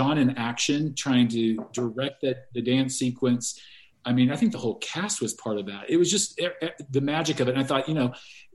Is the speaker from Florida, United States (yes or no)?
no; Los Angeles, California, United States; moved away as an adult; also born or lived in London / Glasgow; I was from Los Angeles and had worked in the entertainment business there